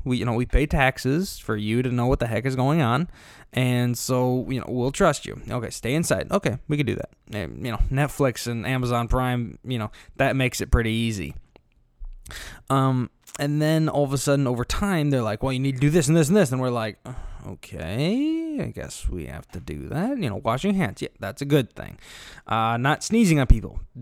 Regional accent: Illinois, United States; here in Illinois, yes, I'm from Illinois, not Chicago, there is a difference.

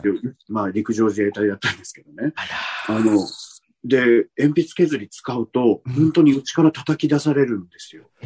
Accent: Naha, Okinawa, Japan; moved away; 私、あの、生まれも育ちも沖縄なんですけど

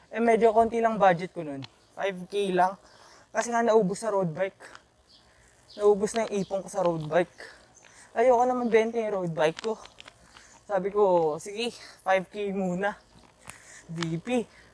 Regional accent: Quezon City, Metro Manila, Philippines; taga QC kasi ako

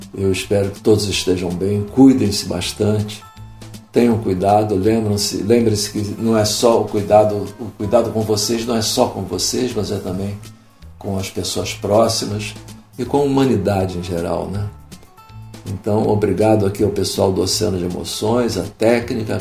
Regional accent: Rio de Janeiro, Brazil; moved away as an adult; now in Braga, Portugal; Eu sou carioca

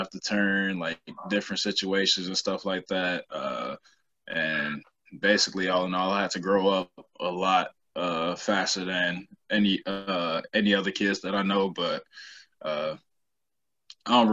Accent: Chicago, Illinois, United States; I'm black dude from the South Side of Chicago

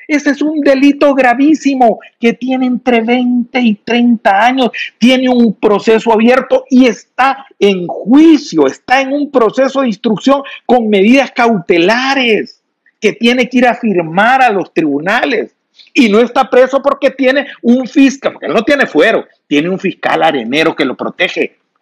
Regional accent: El Salvador; nosotros como salvadoreños

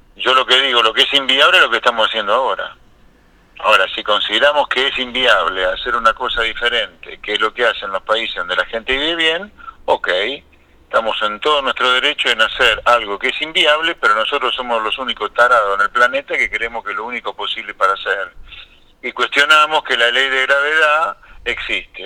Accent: Pergamino, Buenos Aires Province, Argentina; nací en Pergamino, provincia de Buenos Aires, y vivo en provincia de Buenos Aires

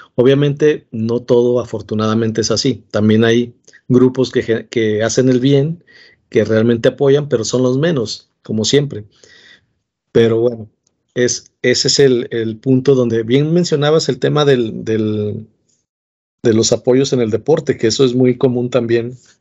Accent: Mexico; todos somos mexicanos

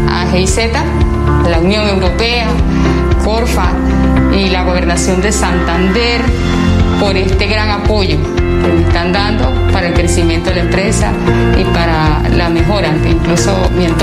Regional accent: Venezuela; moved away as an adult; now in Colombia; Salir de Venezuela, llegar acá y enfrentarnos con algo totalmente diferente

